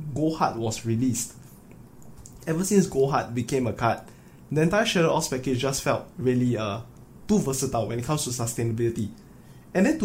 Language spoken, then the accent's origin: English; Singapore; me and Moo Boy, we are both from Singapore